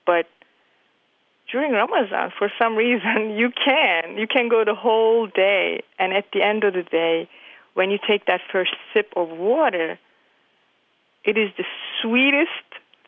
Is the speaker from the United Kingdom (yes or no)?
no; Turkey; now in New York City, United States; I am from Turkey, and I've been living in the United States in New York City for the past 20-something years.